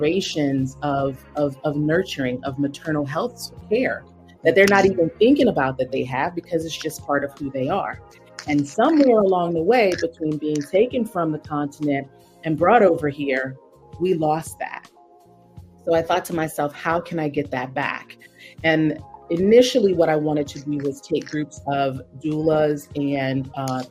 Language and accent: English; Silver Spring, Maryland, United States; moved away as an adult; now in Northern Virginia, United States; I'm originally from Maryland, Silver Spring, right outside of Washington, D.C. But I currently live in Northern Virginia, also just outside.